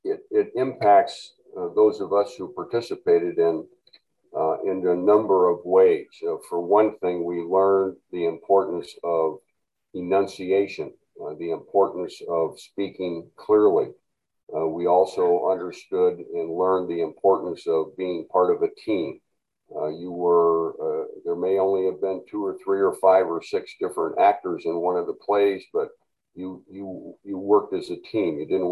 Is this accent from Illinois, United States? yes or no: no; Walcott, Iowa, United States; But as a single child growing up in Walcott, Iowa.